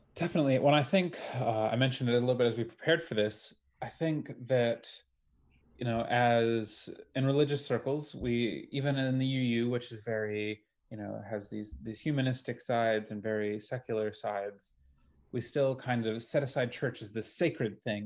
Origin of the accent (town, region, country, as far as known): Wisconsin, United States; moved away